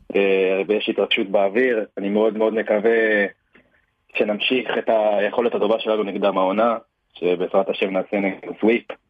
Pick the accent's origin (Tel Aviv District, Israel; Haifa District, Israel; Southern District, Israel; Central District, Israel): Haifa District, Israel; Haifa; אני מחיפה.